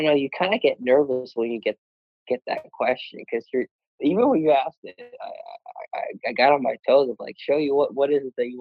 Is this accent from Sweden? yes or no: yes; Sweden; moved away; I'm half Bostonian, is that what it's called? Half Swedish. And I played basketball, grew up in Sweden